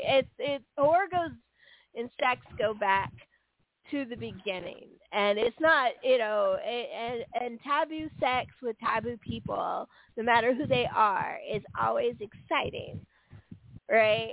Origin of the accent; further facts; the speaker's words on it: San Francisco Bay Area, California, United States; I grew up in San Francisco Bay Area in in the 80s